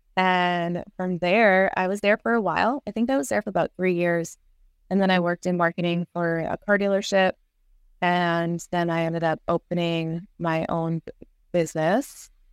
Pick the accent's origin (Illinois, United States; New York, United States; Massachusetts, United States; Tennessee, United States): Massachusetts, United States; Worcester; now in Bakersfield, United States; I grew up in Massachusetts, Worcester, Massachusetts